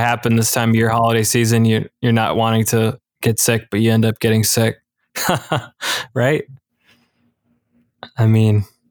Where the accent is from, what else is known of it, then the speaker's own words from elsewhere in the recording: Michigan, United States; I'm from Michigan.